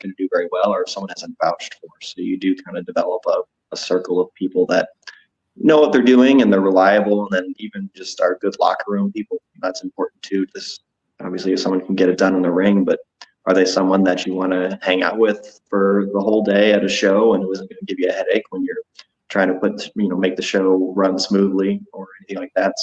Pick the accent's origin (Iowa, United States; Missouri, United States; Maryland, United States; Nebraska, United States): Missouri, United States; St. Louis; I'm from St. Louis.